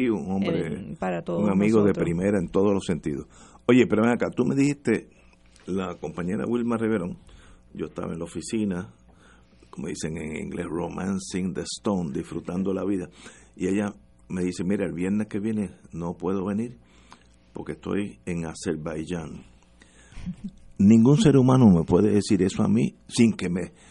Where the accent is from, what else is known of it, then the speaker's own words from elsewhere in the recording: Venezuela; born there; Yo nací en la Ribera.